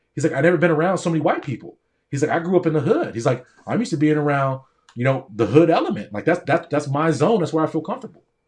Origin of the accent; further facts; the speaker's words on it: Newport Beach, California, United States; also born or lived in Palo Alto; I grew up in Orange County in Newport Beach